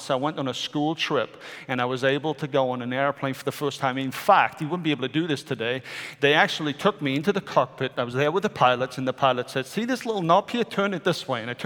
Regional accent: Wales, United Kingdom; moved away; I am a Welshman.

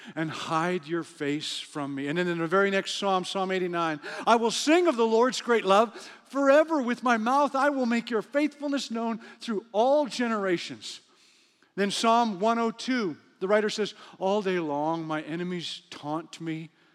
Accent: Western Canada, Canada; moved away; also born or lived in Cincinnati, Ohio / Africa; I'm from Western Canada

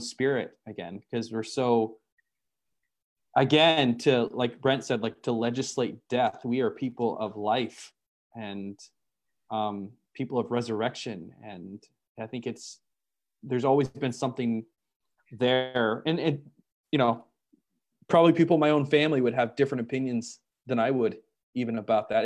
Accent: United States; I am an American

